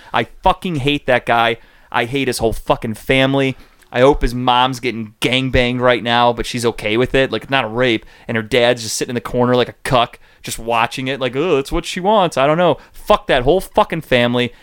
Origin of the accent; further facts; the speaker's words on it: Cleveland, Ohio, United States; we're from Cleveland